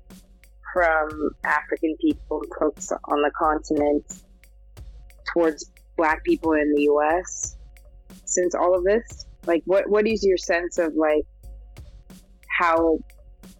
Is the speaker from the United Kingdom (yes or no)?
no; Switzerland; moved away; I grew up in Switzerland